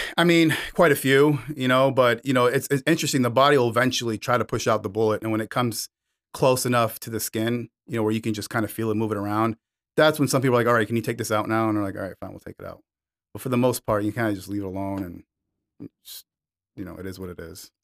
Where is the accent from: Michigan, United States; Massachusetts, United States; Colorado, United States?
Michigan, United States; moved away; I grew up in Michigan, and there was Devil's Night when I was six or seven years old